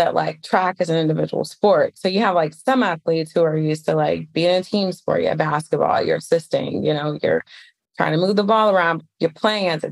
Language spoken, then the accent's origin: English; Detroit, Michigan, United States; moved away as an adult; now in Atlanta, United States; I grew up in Detroit, Michigan. I live in Atlanta now